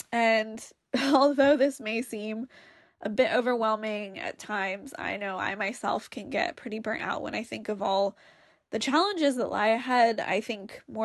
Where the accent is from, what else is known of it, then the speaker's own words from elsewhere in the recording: San Francisco, California, United States; now in London, United Kingdom; I'm currently living in London, England, and I'm from San Francisco, California.